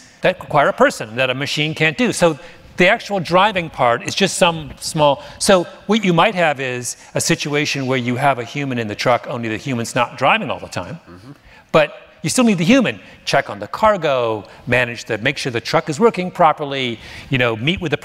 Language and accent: English; Canada; moved away; I'm Canadian